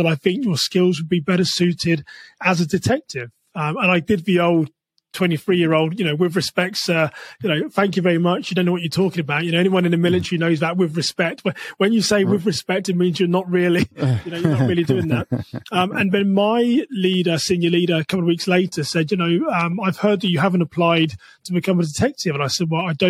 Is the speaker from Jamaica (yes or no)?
no; England, United Kingdom; moved away as an adult; now in United States; I'm from England